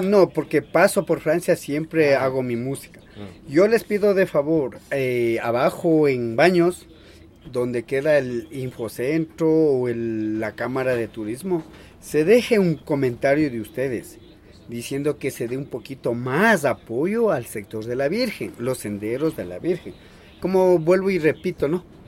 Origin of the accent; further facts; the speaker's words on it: Salasaca, Tungurahua, Ecuador; first language Kichwa; Spanish is a second language